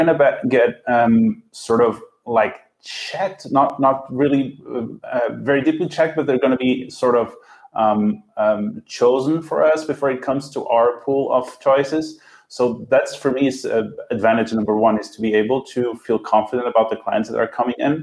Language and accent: English; Brazil; now in Porto, Portugal; I was born in Brazil. I have German citizenship, and I live in Porto, Portugal.